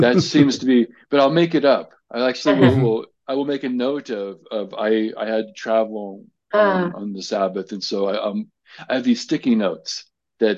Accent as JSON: {"language": "English", "country": "United States", "said": "I'm an American"}